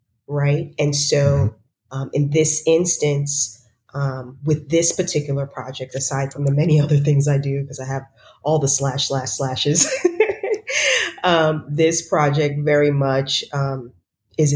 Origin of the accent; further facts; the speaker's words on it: White Plains, New York, United States; I am originally from White Plains, New York.